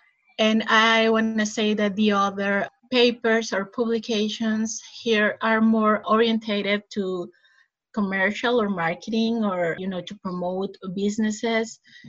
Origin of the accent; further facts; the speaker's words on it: Sonora, Mexico; also born or lived in Mexico City; I'm Mexican-American. I grew up in Sonora, which is a state in the border with Arizona.